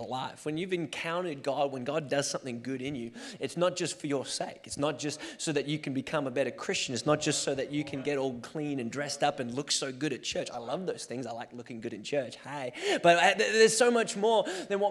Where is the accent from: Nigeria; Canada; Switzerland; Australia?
Australia; now in Portland, United States; I was born and raised in Australia and then made my way to Portland